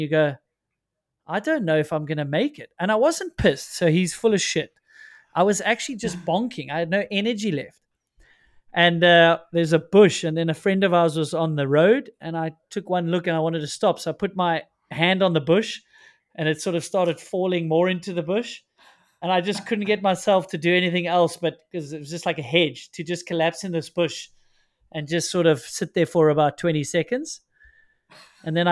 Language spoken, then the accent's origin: English; South Africa; as a South African.